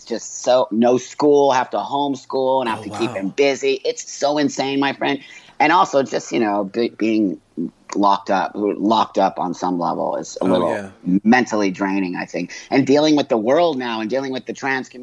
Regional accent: Los Angeles, California, United States; I was born in 1962 in Los Angeles in the Valley

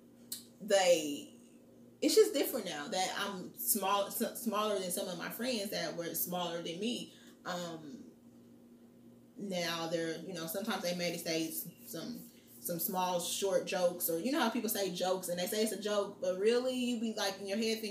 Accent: Muncie, Indiana, United States; now in Indianapolis, United States; I'm from Muncie, Indiana, and I live in Indianapolis, Indiana

